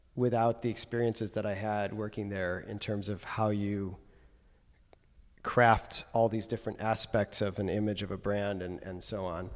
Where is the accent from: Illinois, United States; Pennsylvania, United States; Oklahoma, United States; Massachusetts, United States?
Illinois, United States; Evanston; moved away; I'm from Chicago area originally